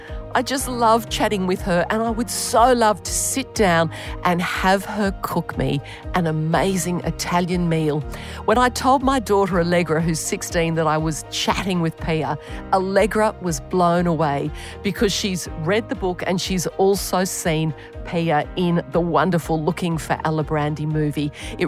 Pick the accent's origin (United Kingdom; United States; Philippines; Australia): Australia; accent: Aussie; my terrible Aussie accent.